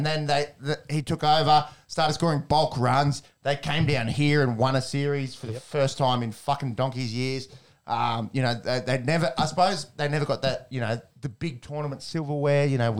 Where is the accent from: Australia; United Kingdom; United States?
Australia; I'll miss as an Australian cricket fan.